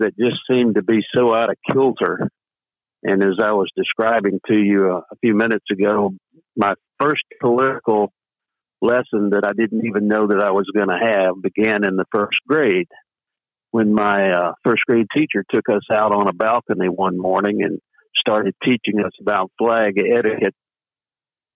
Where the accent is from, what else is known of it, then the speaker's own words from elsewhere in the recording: Bay Springs, Mississippi, United States; I'm a lifelong resident of Mississippi. I was born down in Bay Springs, Mississippi.